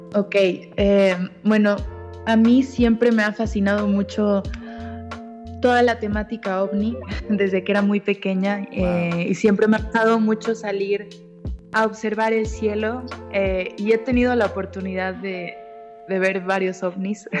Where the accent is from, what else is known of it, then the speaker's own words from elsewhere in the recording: Mexico; also born or lived in Argentina / Mexico City / Cuernavaca; a los seis años me vine a México. Tengo 25 años